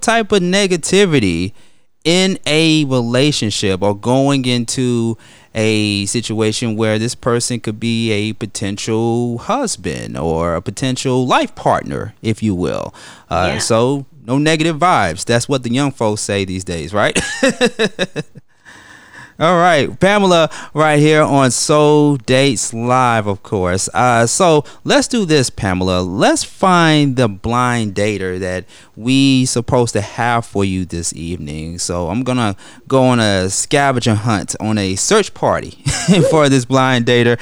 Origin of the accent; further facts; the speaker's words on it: United States; a person who was born here in America